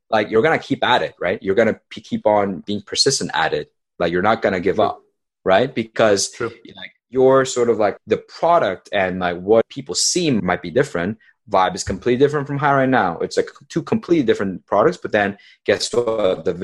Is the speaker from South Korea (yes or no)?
yes; South Korea; also born or lived in California, United States; So I was born in California, and when I was two, my family moved to South Korea.